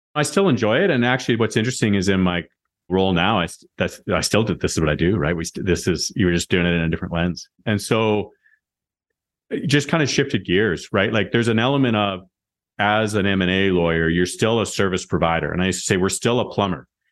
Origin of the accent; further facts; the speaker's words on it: Moose Jaw, Saskatchewan, Canada; I was a kid from Moose Jaw